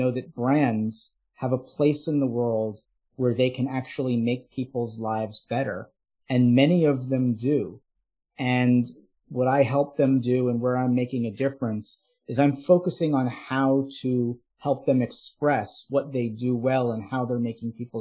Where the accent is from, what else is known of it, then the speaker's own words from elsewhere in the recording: New York City, New York, United States; I'm from the New York City area.